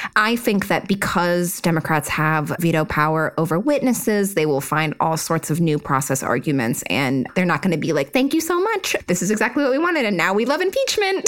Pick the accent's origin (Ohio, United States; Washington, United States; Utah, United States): Utah, United States; I am from Utah